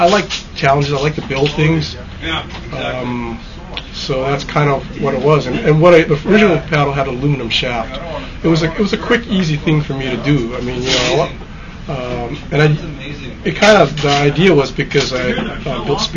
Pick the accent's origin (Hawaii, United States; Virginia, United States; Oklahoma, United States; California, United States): Hawaii, United States; now in Bend, United States; because we're both from Hawaii